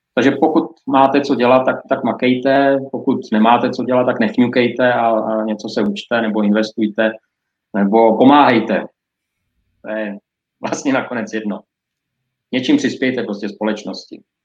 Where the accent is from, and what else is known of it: Czechia